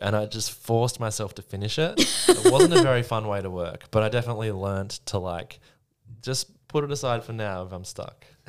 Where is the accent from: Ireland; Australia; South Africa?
Australia; Sydney, New South Wales; also born or lived in Melbourne; Well, I'm from Sydney. I grew up in Sydney